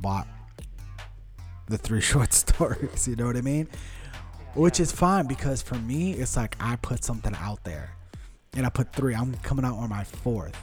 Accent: Westborough, Massachusetts, United States; first language Portuguese; English is a second language; growing up in Westboro

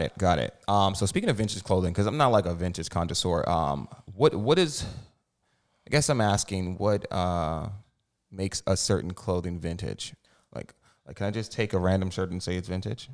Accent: New Jersey, United States; Jersey boy over here, too.

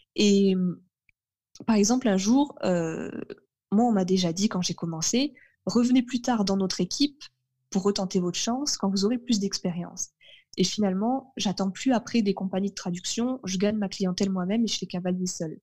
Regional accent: Carcassonne, Occitania, France; also born or lived in Fontainebleau / Melun; j'ai déménagé dans le sud en 98, donc j'avais 5 ans et demi. Et auparavant, je vivais dans le nord de la France. je vivais à Melun

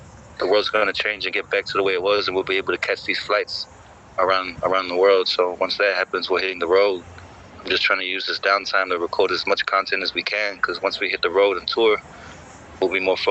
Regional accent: Samoa; moved away; also born or lived in United States / New Zealand / Australia; I'm from Samoa, I'm raised there, and then I came overseas later with America, and then with New Zealand and Australia especially

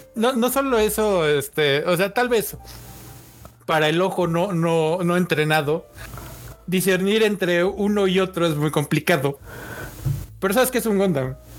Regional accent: Mexico; a los mexicanos nos encanta así de wey

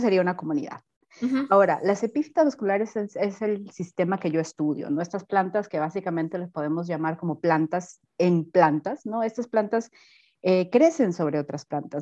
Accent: Piura, Peru; moved away as an adult; also born or lived in Panama; now in Germany; yo soy de la costa norte, soy de Piura

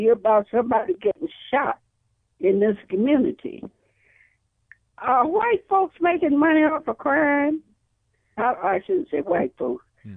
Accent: South Fulton, Tennessee, United States; moved away as an adult; now in Illinois, United States; I'm from South Fulton

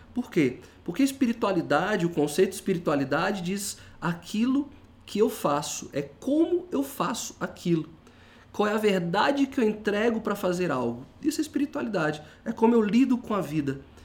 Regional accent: Brazil; nós somos brasileiros

